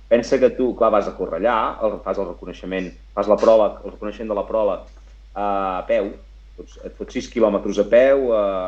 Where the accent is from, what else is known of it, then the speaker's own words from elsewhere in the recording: Catalonia, Spain; jo sóc català